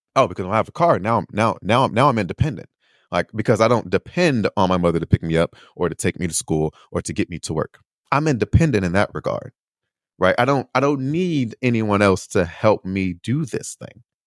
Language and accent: English; United States; moved away as an adult; also born or lived in Chicago / Indiana / Beijing / Taiwan; I am American. I was born here. I was raised here